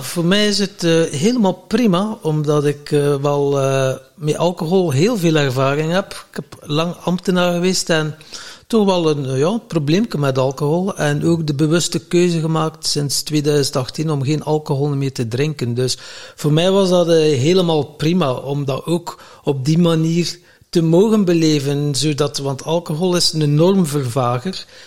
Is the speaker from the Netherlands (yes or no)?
no; Flanders, Belgium; wij als Vlamingen